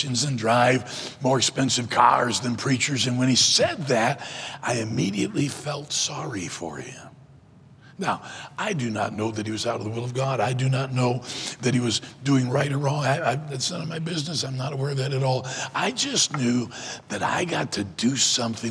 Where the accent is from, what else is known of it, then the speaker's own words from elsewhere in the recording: Detroit, Michigan, United States; also born or lived in South Carolina; I was born in South Carolina, but when I was young, he moved to Michigan